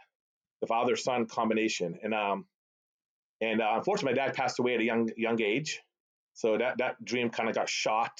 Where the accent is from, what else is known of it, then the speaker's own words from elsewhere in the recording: Boston, Massachusetts, United States; first language Arabic; English is a second language; born and raised in the Boston area, suburbs of Boston.